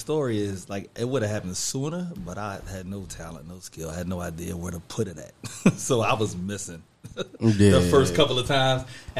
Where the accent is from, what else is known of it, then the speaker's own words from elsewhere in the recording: Norristown, Pennsylvania, United States; I'm actually from Norristown.